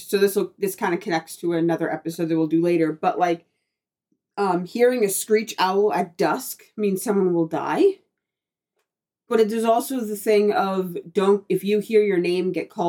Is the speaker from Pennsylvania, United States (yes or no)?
yes; Appalachian Mountains area, Pennsylvania, United States; I grew up in the Appalachian Mountains area